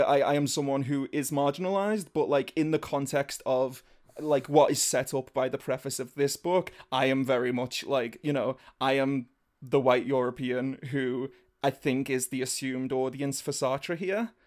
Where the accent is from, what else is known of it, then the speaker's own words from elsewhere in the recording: England, United Kingdom; I'm one of the white English.